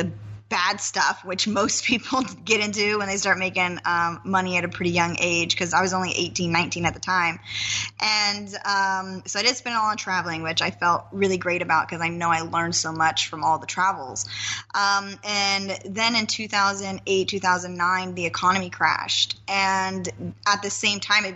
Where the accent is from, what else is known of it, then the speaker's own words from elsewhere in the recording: Nampa, Idaho, United States; moved away; I come from a small town. I come from Nampa, Idaho.